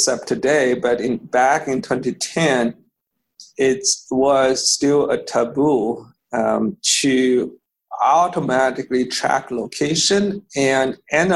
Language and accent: English; Beijing, China; English is a second language; moved away as an adult; now in United States; So so I grew up in Beijing. I went to college in Beijing.